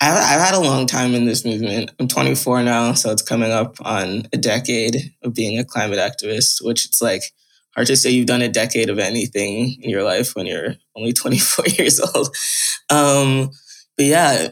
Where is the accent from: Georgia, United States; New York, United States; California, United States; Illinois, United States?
New York, United States; I live in New York. I'm from New York.